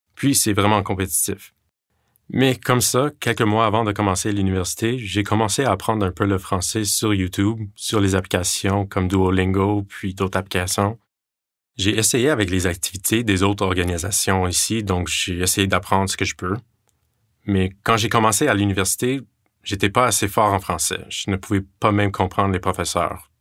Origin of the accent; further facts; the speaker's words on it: Digby, Nova Scotia, Canada; first language English; French is a second language; mon école à Digby, où j'ai grandi